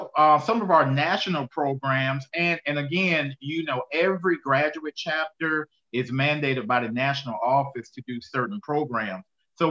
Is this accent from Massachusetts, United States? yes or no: no; Tampa, Florida, United States; moved away as an adult; also born or lived in Okinawa, Japan; now in Augusta, United States; I'm originally from Tampa, Florida. I attended the University of South Florida down in Tampa, Florida